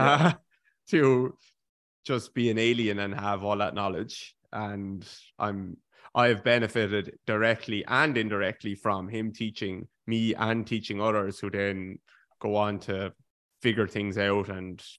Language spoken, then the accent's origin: English; Ireland; I grew up in Ireland